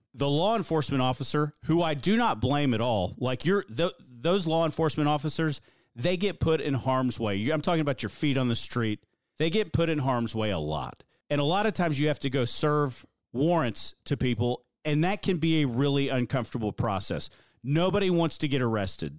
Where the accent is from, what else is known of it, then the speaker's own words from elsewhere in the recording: Hawaii, United States; I grew up in Hawaii